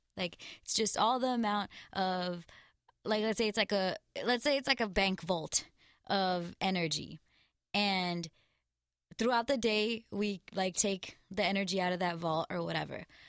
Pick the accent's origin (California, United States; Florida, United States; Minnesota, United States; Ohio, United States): California, United States; Glendale; I'm from Glendale, California.